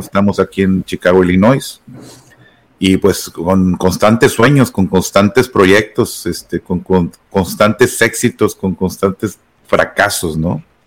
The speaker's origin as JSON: {"language": "Spanish", "town": "Monterrey", "region": "Nuevo León", "country": "Mexico", "moved": "as an adult", "lives_now": "United States", "said": "regresar a Monterrey, a mi pueblo, a mi tierra"}